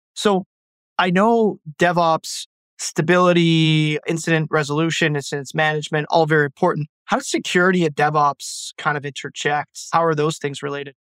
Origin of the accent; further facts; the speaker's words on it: Ottawa, Ontario, Canada; I'm from Ottawa, Canada.